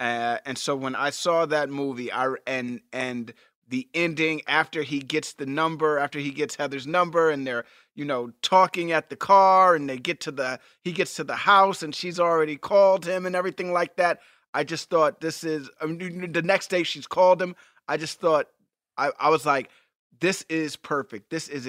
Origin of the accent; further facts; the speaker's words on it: Texas, United States; I'm from Texas, where we talk slow.